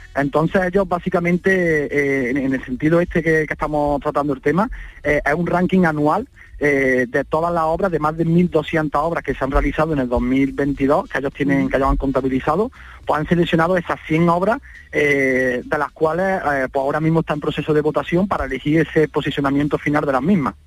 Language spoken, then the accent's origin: Spanish; Baena, Andalusia, Spain; he decidido quedarme en mi pueblo, en Baena